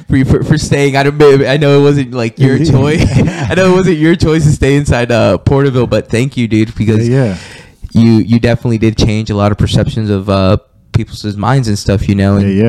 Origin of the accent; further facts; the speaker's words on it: Mexico; I've never felt that because I am Mexican and I grew up around Mexicans.